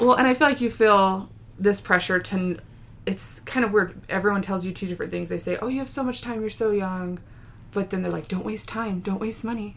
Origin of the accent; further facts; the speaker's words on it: New Mexico, United States; we're from New Mexico, and so we eat a lot of green chili